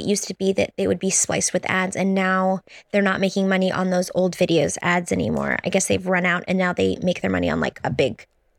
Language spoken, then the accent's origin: English; Connecticut, United States; moved away as an adult; I was just out of college looking for a job and looking to relocate from my hometown in Connecticut to Boston.